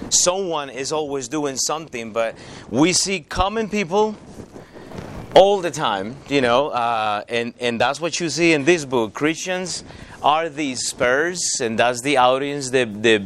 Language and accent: English; Costa Rica; moved away as an adult; now in United States; I grew up in Costa Rica.